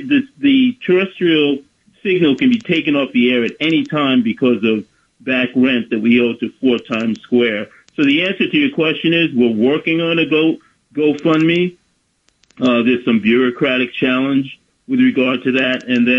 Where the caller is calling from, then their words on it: Bronx, New York, United States; Bronx, New York.